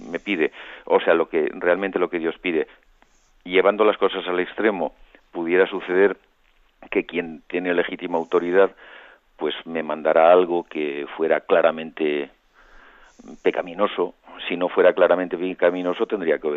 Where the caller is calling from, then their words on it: Madrid, Community of Madrid, Spain; Buenos días, don José Ignacio … de Madrid.